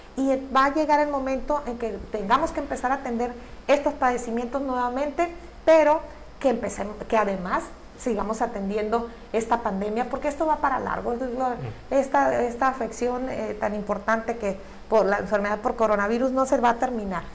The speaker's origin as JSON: {"language": "Spanish", "region": "Baja California Sur", "country": "Mexico", "said": "un profundo amor a mi tierra"}